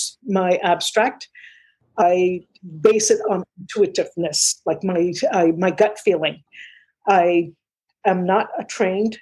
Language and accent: English; Mississauga, Ontario, Canada; also born or lived in Manchester, England; now in Toronto, Canada; Mississauga is my hometown. I was 8 years old when we got there